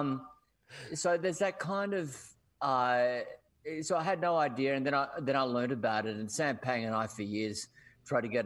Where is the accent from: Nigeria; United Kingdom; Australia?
Australia; Cairns, Queensland; moved away as an adult; now in Melbourne, Australia; I come from Cairns